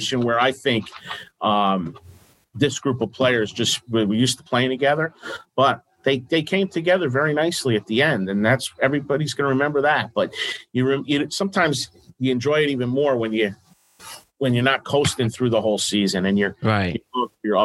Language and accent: English; Stamford, Connecticut, United States; moved away as an adult; now in Norwalk, United States; I grew up in Stanford and West Hill, Stanford, Trinity Catholic, Stanford Catholic back then